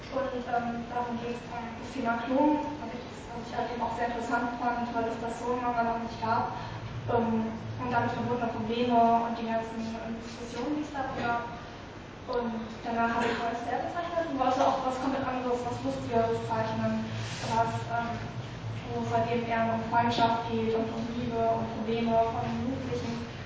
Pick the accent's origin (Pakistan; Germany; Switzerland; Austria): Germany; Kiel, Schleswig-Holstein; ähm, ich komme nicht aus der Gegend Kiel, sondern direkt aus Kiel.